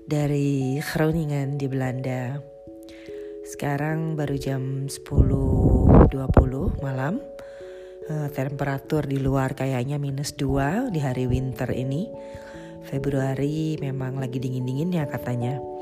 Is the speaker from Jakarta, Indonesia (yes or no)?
yes; Jakarta, Indonesia; karena memang uh, lahir dan besarnya di Jakarta ya teman-teman juga di Jakarta